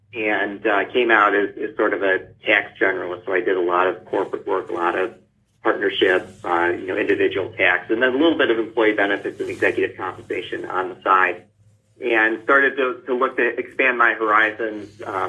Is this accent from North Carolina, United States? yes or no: no; Ohio, United States; moved away as an adult; now in Tampa, United States; I grew up in Ohio.